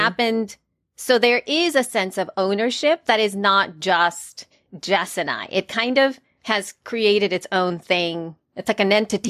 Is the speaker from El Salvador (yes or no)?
yes; El Salvador; moved away; I am from El Salvador, Central America, and I'm an immigrant